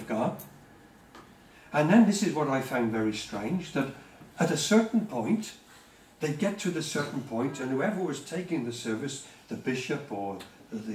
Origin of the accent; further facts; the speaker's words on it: United Kingdom; as British people